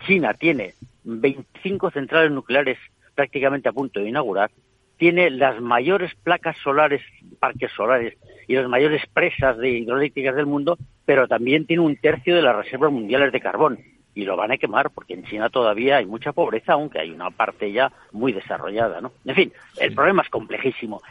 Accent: Spain; me siento europeo y además español

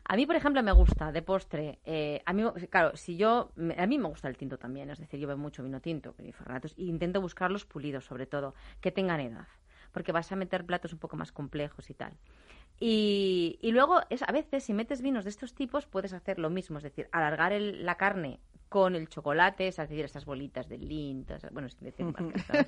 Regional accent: Ribera del Duero, Castile and León, Spain; yo que me crié en Ribera del Duero

